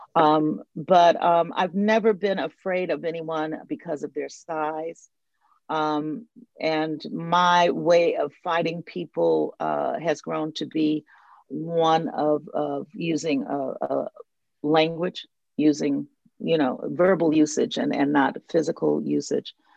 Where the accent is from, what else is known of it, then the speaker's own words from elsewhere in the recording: the North, United States; moved away as an adult; now in the South, United States; I'm I'm living in the South. Um, I I grew up in the North. I'm a Northern woman